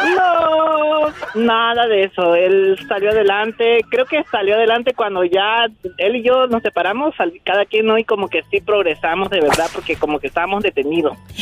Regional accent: Santa Tecla, La Libertad, El Salvador; now in Las Vegas, United States; yo soy de El Salvador, exactamente del, Departamento de la Libertad, Santa Tecla

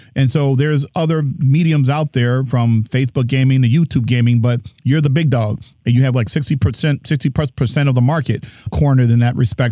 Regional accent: New Jersey, United States; I'm from Jersey

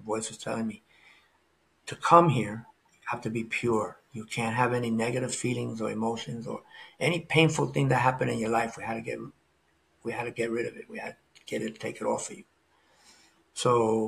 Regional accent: New York City, New York, United States; moved away; also born or lived in Florida; grew up in New York City. Then I lived in Florida

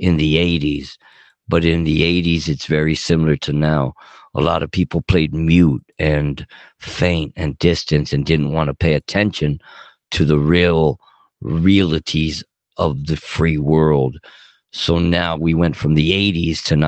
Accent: Los Angeles, California, United States; moved away; I'm dedicated to Southern California, Puerto Los Angeles all the way. It's my hometown, but I don't live there anymore

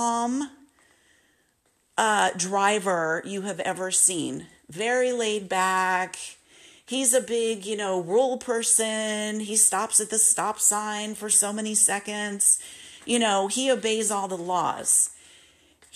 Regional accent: Simi Valley, California, United States; also born or lived in Malibu Lake, California / Northridge, California / Saugus, California; I was growing up in Simi Valley, California

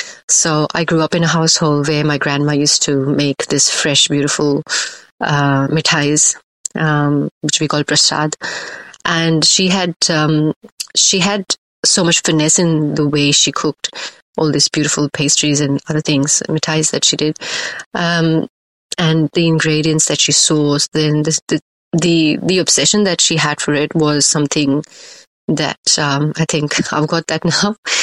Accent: Ahmedabad, Gujarat, India; I grew up in Ahmedabad, which is in west side of India, in Gujarat. Predominantly a vegetarian state.

